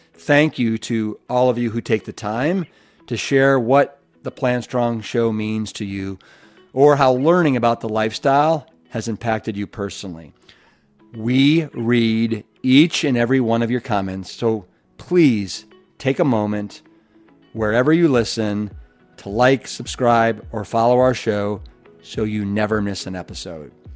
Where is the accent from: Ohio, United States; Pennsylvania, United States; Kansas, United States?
Ohio, United States; Cleveland; moved away; also born or lived in Austin, Texas; I'm from Cleveland, Ohio